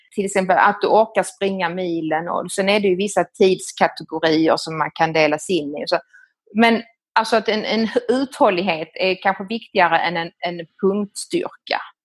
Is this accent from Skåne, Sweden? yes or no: yes; Skåne, Sweden; moved away as an adult; also born or lived in Italy / Rome, Italy / Lebanon; now in Milan, Italy; Jag kommer ifrån eh, Skåne, eh, nere på Österlen och eh, har vuxit upp där nere i en liten by ute på landet